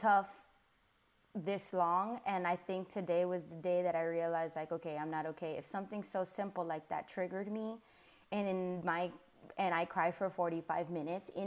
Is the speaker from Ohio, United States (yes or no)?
no; Miami, Florida, United States; moved away as an adult; now in Charlotte, United States